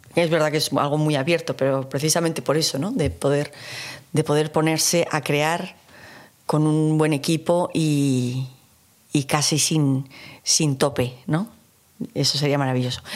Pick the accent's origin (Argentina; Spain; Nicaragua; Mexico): Spain; Basque Country; para mí como vasca que soy